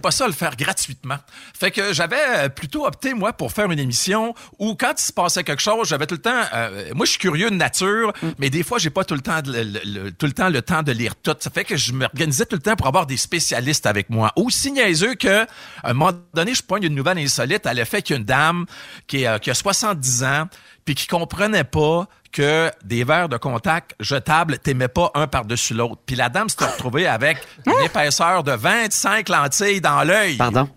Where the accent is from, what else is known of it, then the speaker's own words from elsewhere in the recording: Portneuf, Quebec, Canada; je suis de Port-Neuf